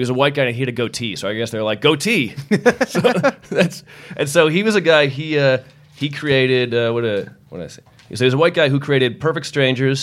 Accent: Massachusetts, United States; I grew up in Massachusetts

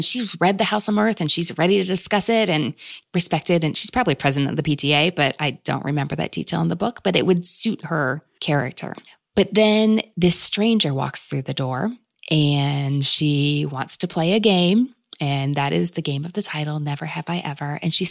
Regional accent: Kentucky, United States; despite Kentucky being my home state and where I still live

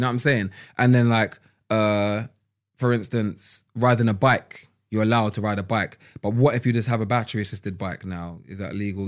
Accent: London, United Kingdom; growing up in London

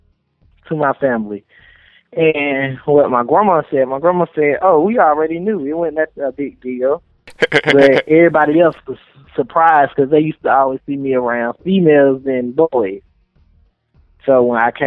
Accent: Atlanta, Georgia, United States; I'm from Atlanta, Georgia. Born in Grady Memorial Hospital.

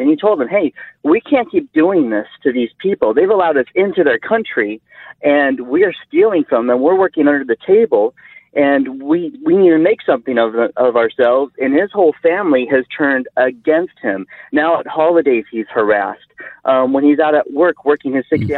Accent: California, United States; moved away as an adult; now in Indiana, United States; I'm from California. I had to move out to Indiana uh, because it was so difficult to live out there.

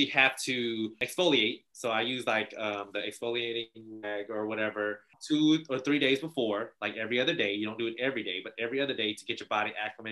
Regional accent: the South, United States; we're from the South

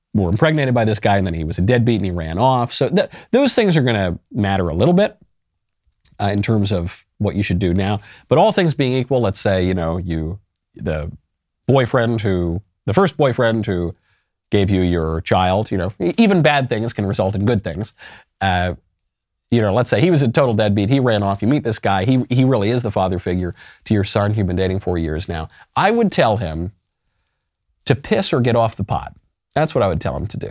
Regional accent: United States; I'm very patriotic. I love my country deeply. I certainly love my American identity

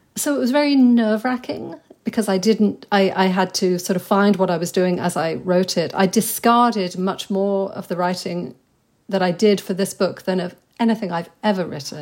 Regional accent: England, United Kingdom; moved away as an adult; also born or lived in New York; now in London, United Kingdom; I grew up in a place that was extremely provincial, and so that was my England

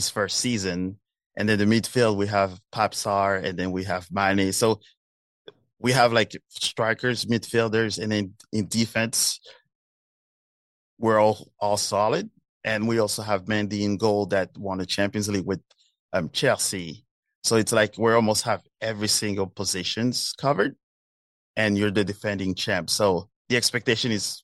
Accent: France; I was born in France with Senegalese parents

